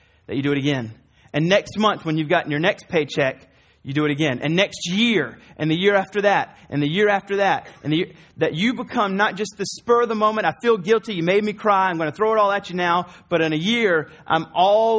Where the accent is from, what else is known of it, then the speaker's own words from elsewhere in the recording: the South, United States; I'm from the South